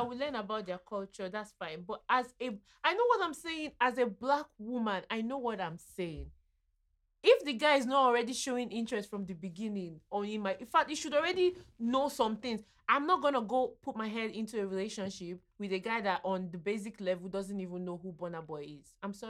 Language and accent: English; Nigeria; I'm a Nigerian